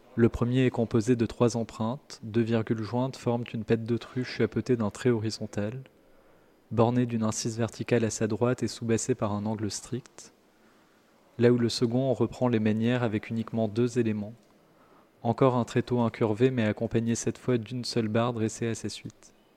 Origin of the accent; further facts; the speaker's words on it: Paris, Île-de-France, France; j'ai grandi, à, j'ai grandi à Paris, donc c'est l'endroit où l'accent devient la norme